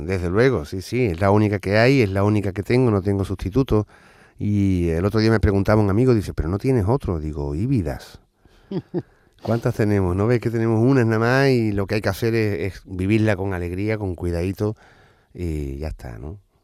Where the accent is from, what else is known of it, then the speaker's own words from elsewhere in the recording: Seville, Andalusia, Spain; yo que soy sevillano con raíces onubenses también y también en Cádiz